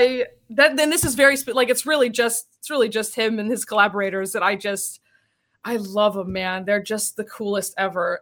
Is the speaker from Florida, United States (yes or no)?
yes; Tampa, Florida, United States; also born or lived in Orlando; I'm from Central Florida. I grew up in Tampa and then I moved to Orlando for college